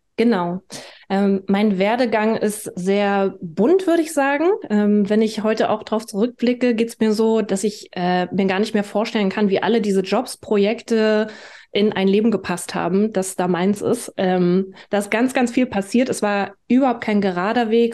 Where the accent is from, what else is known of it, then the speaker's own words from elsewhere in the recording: Berlin, Germany; ich bin Berlinerin. Ich bin 1986 in Ostberlin geboren.